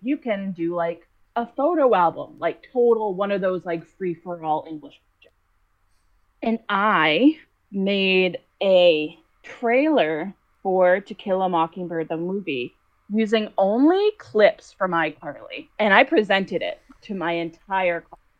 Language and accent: English; Boston, Massachusetts, United States; I'm from Boston